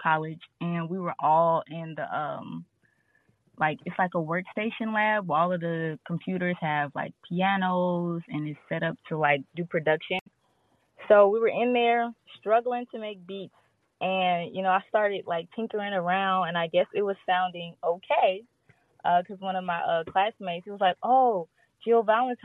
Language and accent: English; Gary, Indiana, United States; moved away as an adult; now in Phoenix, United States; I'm from Gary, Indiana, but 2 years ago I moved to Phoenix